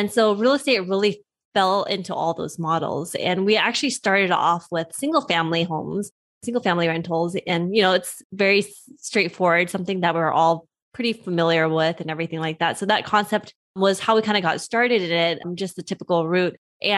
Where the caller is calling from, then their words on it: California, United States; I'm zooming in from Southern California.